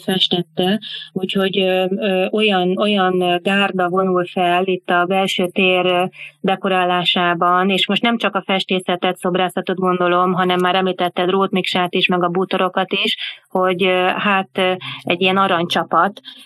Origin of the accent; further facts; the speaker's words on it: Hungary; nekünk magyaroknak